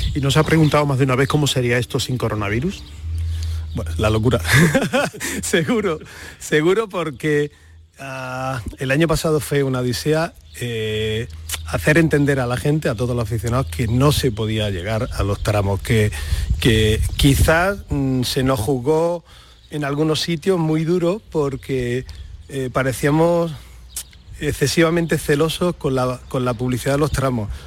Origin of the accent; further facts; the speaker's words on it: Almería, Andalusia, Spain; moved away as an adult; now in Granada, Spain; yo soy de Almería, ¿eh? o sea, soy, soy de Almería, orgullosamente de Almería, pero bueno, tengo 30 años ya viviendo en Granada